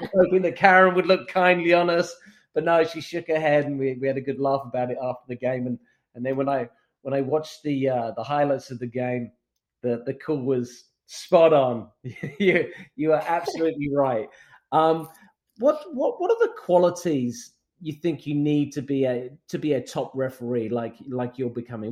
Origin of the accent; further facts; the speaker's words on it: São Paulo, Brazil; now in United States; which is actually where I grew up as well. I grew up in Morumbi